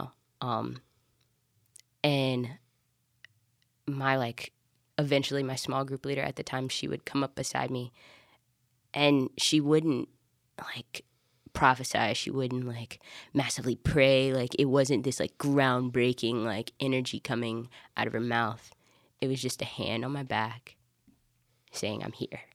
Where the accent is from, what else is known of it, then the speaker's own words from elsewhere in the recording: Alabama, United States; I'm from Alabama.